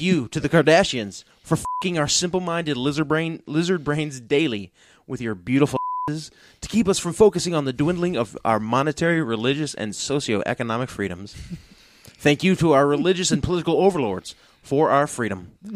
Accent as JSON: {"language": "English", "region": "Missouri", "country": "United States", "said": "I'm not an American. I'm a Missourian"}